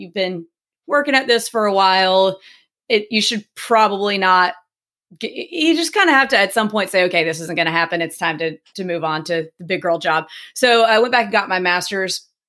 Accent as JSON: {"language": "English", "town": "Starkville", "region": "Mississippi", "country": "United States", "tie": "born or raised there", "said": "Starkville, Mississippi."}